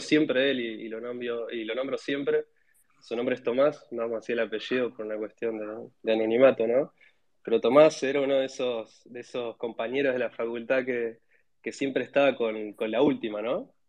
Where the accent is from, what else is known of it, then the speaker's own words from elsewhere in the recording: Neuquén, Argentina; also born or lived in Cutral Có, Neuquén; yo soy nacido en, en Neuquén, en una, una ciudad chica que se llama Cutralcó, pero después estuve viviendo gran parte de mi vida en Neuquén Capital